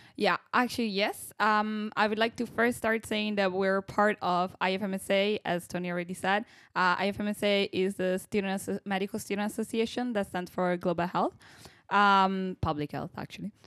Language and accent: English; Italy; moved away as an adult; now in Groningen, Netherlands; I come from Italy